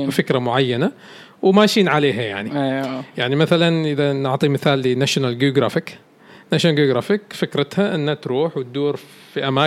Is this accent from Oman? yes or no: yes; Oman; انا يمكن اكثر انسان افرح واسعد لما اشوف الشركات الكبيره تتعاقد معنا نحن كعمانيين